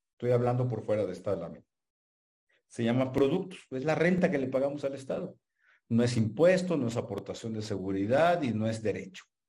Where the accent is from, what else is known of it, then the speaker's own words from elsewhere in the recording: Mexico; somos nacionales mexicanos, tenemos nacionalidad mexicana